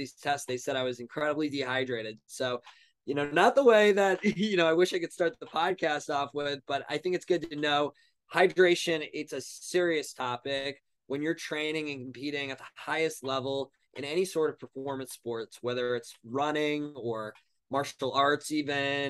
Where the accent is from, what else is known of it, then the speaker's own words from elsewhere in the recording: Long Island, New York, United States; also born or lived in Ohio; now in New York City, United States; I'm originally from Long Island, New York, 25 years old, currently now living in New York City